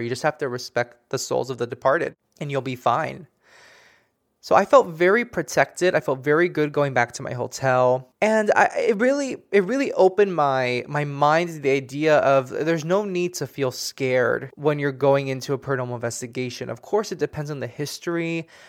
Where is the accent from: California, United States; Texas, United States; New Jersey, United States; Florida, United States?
Florida, United States; Miami; moved away; I'm originally from Miami